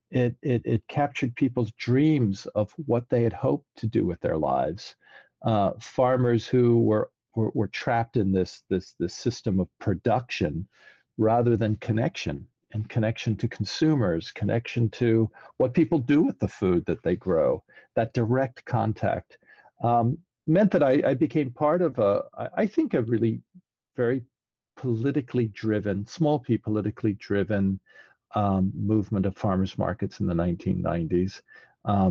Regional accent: New Orleans, Louisiana, United States; moved away as an adult; now in New York, United States; I really cut my teeth in my hometown of New Orleans

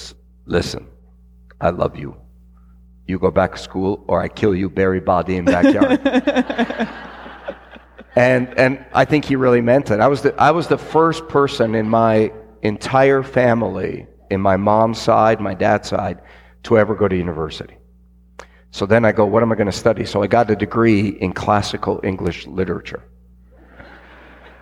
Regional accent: Canada; I'm Canadian

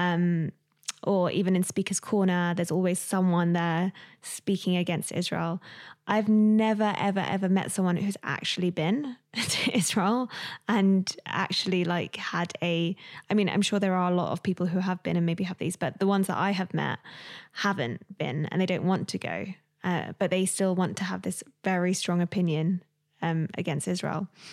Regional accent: London, United Kingdom; I was raised in London, um, in a single parent home

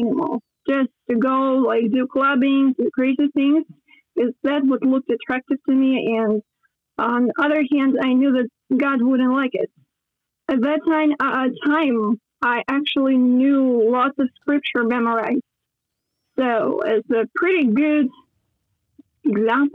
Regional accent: Odesa, Odesa Oblast, Ukraine; English is a second language; I come from Odessa, Ukraine.

